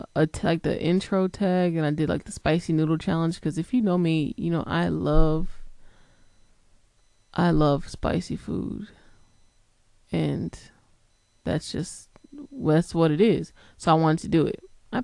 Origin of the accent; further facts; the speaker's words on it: New Haven, Connecticut, United States; also born or lived in Harlem / Georgia / Massachusetts; I'm originally from New Haven, Connecticut, and then I moved to Harlem, and then I moved to Georgia